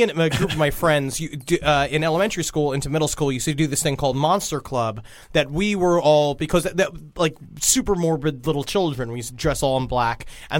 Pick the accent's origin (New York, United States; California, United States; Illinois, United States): New York, United States; New York City; When I was growing up in Queens, in Woodhaven, there was a giant... it was a very white neighborhood for a long time because it was owned by the mob.